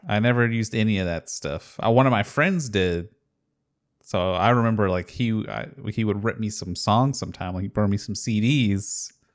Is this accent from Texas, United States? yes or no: yes; Houston, Texas, United States; I grew up in Houston, so there was a radio station called ninety four point five The Buzz